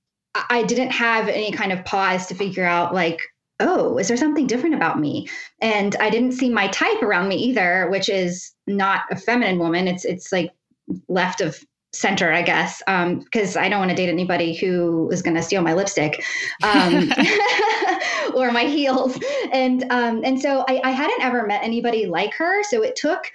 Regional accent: West Virginia, United States; also born or lived in Pittsburgh, Pennsylvania; now in northwestern Pennsylvania, United States; I grew up in West Virginia in a super tiny town.

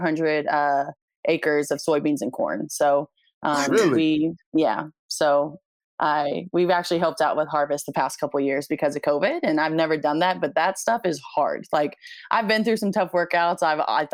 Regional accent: Columbia, Missouri, United States; I grew up here, born and raised.

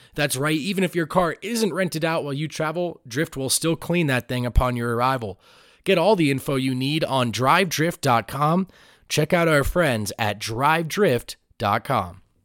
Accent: New Jersey, United States; now in Denver, United States; I grew up on the East Coast, I grew up in Jersey

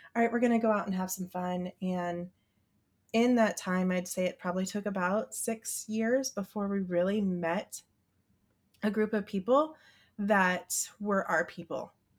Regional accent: Midwest, United States; I grew up in the Midwest and went to church school

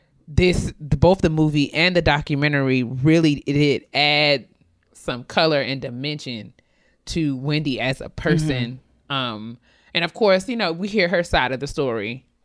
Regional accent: New York, United States; we grew up in New York.

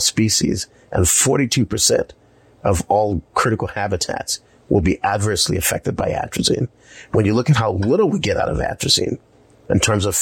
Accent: South Carolina, United States; moved away; I grew up in South Carolina

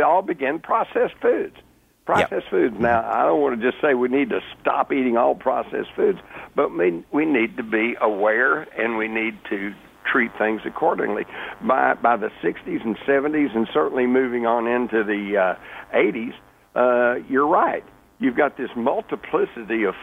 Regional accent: Texas, United States; I grew up in Texas. We had guns. We took guns to school

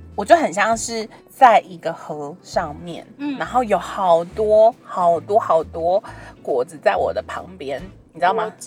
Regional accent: Taiwan; 以我们在台湾的这个社会长大

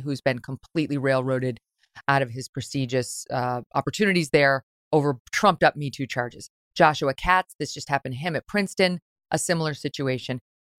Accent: Ireland; I am, because I'm Irish.

